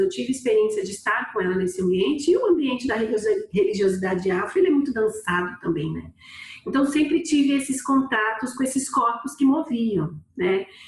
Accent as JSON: {"language": "Portuguese", "region": "São Paulo", "country": "Brazil", "tie": "born or raised there", "moved": "as an adult", "lives_now": "Recife, Brazil", "said": "Eu sou natural de São Paulo"}